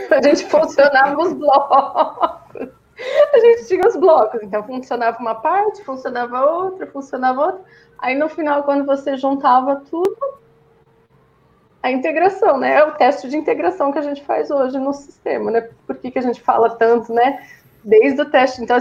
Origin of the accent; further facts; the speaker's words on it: São Bernardo do Campo, São Paulo, Brazil; now in Campinas, Brazil; Eu sou de São Bernardo, né? Eu fiquei a vida toda aí. Só depois que eu casei que eu fui para São Paulo e é hoje estou em Campinas.